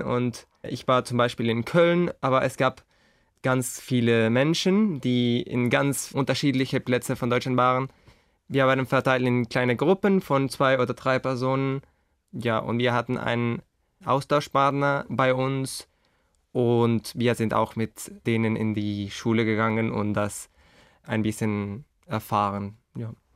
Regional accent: Uruguay; German is a second language; ich komme aus Uruguay, ein kleines Land in Südamerika, und ich lerne Deutsch seit 2009

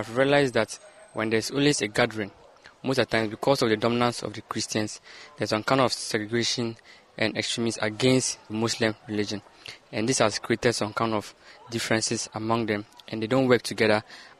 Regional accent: Navrongo, Upper East, Ghana; I come from Navrongo, and my community in Navrongo, there is a dominant population of Christianity. However, there are some Muslims in it.

